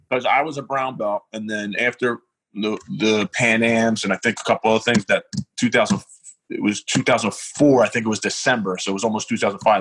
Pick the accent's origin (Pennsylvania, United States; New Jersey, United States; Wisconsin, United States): Pennsylvania, United States; Philadelphia; I grew up in South Philly